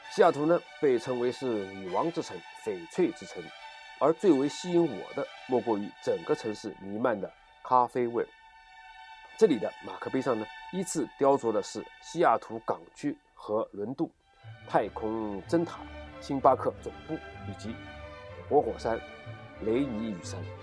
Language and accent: Chinese; China; 回到我们的故乡 在中国